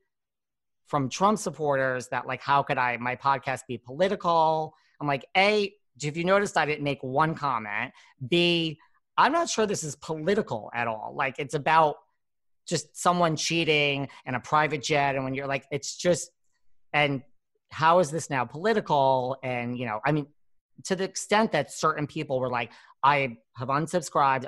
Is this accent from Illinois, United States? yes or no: no; New York, United States; I'm from New York